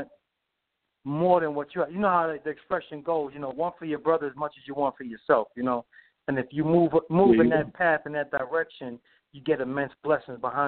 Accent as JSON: {"language": "English", "town": "New York City", "region": "New York", "country": "United States", "also_born_or_lived": "Brooklyn", "said": "we're both from the Bronx"}